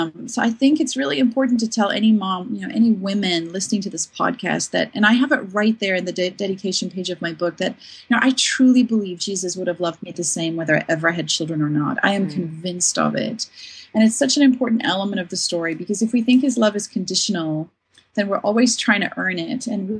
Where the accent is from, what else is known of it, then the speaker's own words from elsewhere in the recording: South Africa; I was growing up in South Africa of apartheid years where we needed justice and we needed advocates.